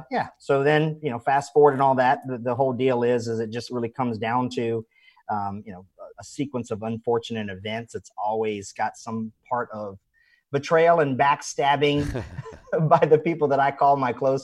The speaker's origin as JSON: {"language": "English", "town": "Wilmington", "region": "North Carolina", "country": "United States", "tie": "born or raised there", "also_born_or_lived": "Virginia", "moved": "as an adult", "lives_now": "Orlando, United States", "said": "I was born in Wilmington, so I'm more of a coasty guy."}